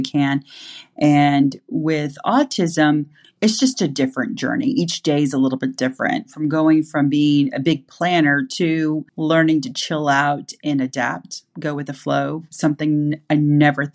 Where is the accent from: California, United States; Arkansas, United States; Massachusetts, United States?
Arkansas, United States; Fort Smith; moved away; also born or lived in Bentonville, Arkansas; I was raised in Fort Smith, Arkansas, and have a true love for the entire state. I've moved back to Arkansas twice